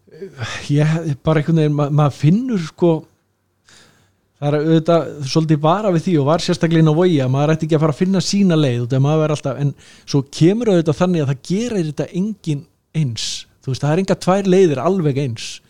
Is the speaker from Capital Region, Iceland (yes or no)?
no; Southern Region, Iceland; þar sem ég ólst upp á Suðurlandinu